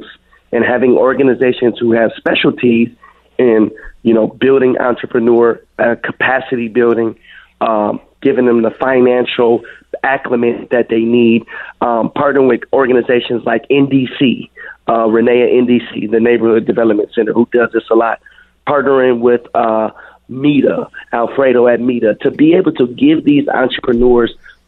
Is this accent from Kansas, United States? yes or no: no; Minneapolis, Minnesota, United States; born or raised there